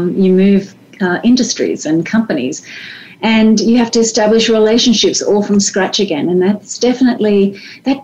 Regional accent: Australia; moved away as an adult; also born or lived in France; As an Australian, and raised as an Australian

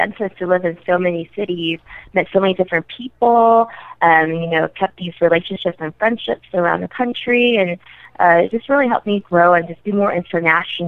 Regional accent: Atlanta, Georgia, United States; moved away as an adult; also born or lived in New York City; now in Houston, United States; I'm originally from Atlanta, so I moved back home

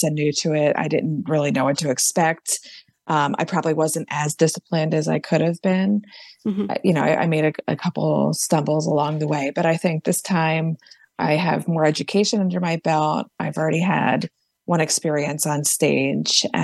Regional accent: Philadelphia, Pennsylvania, United States; I'm from Philadelphia

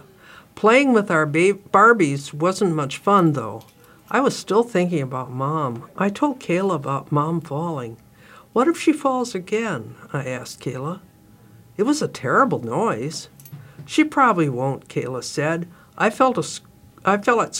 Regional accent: northern Wisconsin, United States; I grew up in Wisconsin, so that was kind of a natural, not in Milwaukee, but northern

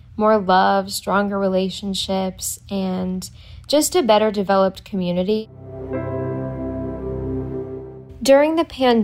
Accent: Los Angeles, California, United States; I am from Los Angeles, California

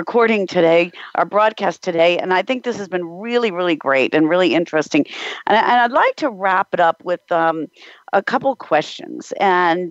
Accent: United States; now in Germany; being an American

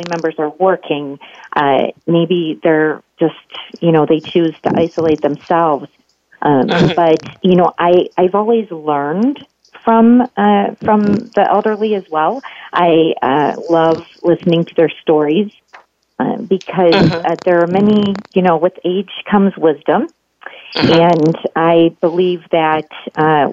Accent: Wheeling, West Virginia, United States; moved away as an adult; also born or lived in Pittsburgh, Pennsylvania / Ohio; now in Illinois, United States; I was raised in Wheeling, West Virginia. I was born in Pittsburgh, and my parents adopted me, so I spent my childhood years all the way through college in West Virginia

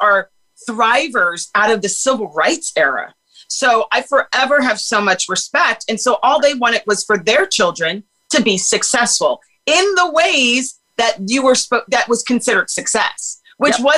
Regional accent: Los Angeles, California, United States; also born or lived in Washington, D.C.; born in D.C., raised in Los Angeles. I grew up in Brentwood

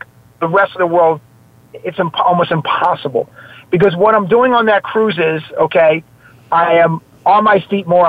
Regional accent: New York City, New York, United States; accent: New York; I have a New York accent. I'm from the Bronx and Staten Island

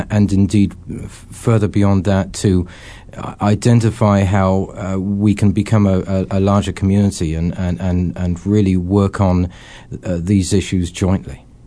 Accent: England, United Kingdom; moved away as an adult; now in Scottsdale, United States; I grew up in England?

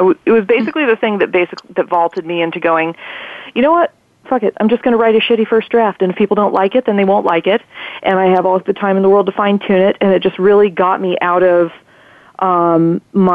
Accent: Half Moon Bay, California, United States; the local bookstore in my hometown

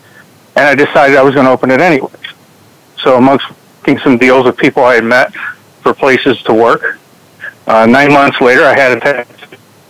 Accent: Trenton, Michigan, United States; born there; I was born just in Trenton, Michigan, just outside of Detroit. My family's from Pennsylvania

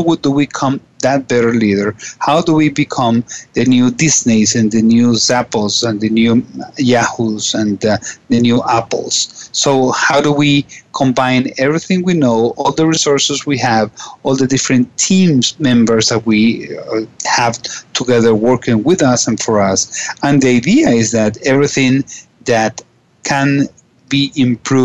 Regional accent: Caracas, Capital District, Venezuela; I am from Caracas, Venezuela

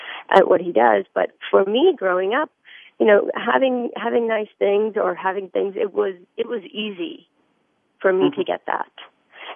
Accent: India; moved away; I was born in India

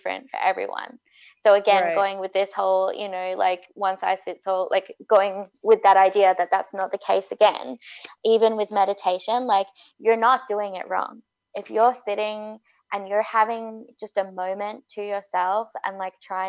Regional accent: Australia; now in Vancouver, Canada; an Australian who moved to Vancouver

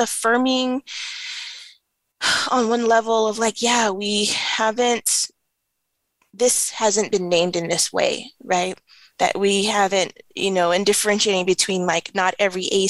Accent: Los Angeles, California, United States; I grew up in Watts in the 90s

